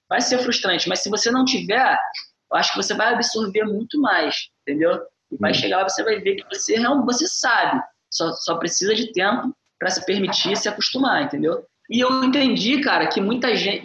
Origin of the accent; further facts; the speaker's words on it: Brazil; now in Singapore; Eu penso muito nas pessoas do Brasil, é lógico, porque é o uhum. lugar da uhum. onde eu venho, de onde eu venho